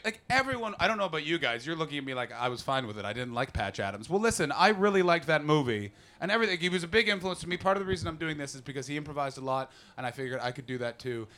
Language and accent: English; Canada; as a Canadian